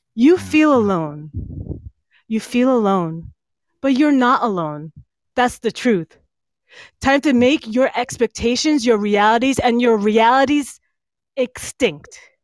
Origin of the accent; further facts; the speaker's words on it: East Brunswick, New Jersey, United States; I, was born and raised in East Brunswick